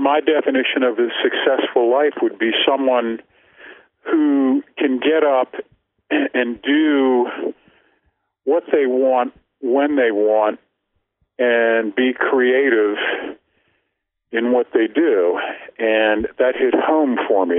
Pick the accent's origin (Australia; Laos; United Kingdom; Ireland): Ireland; I'm an Irish writer